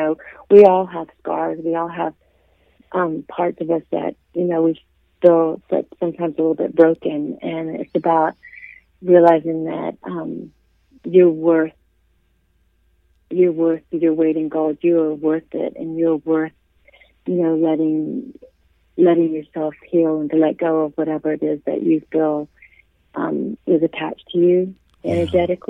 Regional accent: the South, United States; I grew up in the South

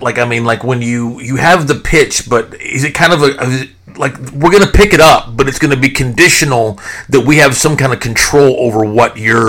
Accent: Fort Worth, Texas, United States; I too was born and raised in Fort Worth.

